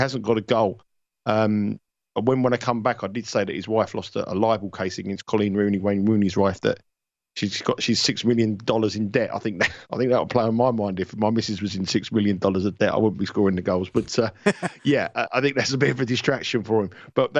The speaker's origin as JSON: {"language": "English", "region": "London", "country": "United Kingdom", "accent": "London", "said": "my London accent"}